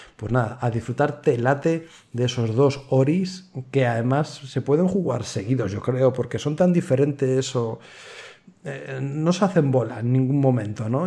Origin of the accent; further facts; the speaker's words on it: Madrid, Community of Madrid, Spain; Los que somos de Madrid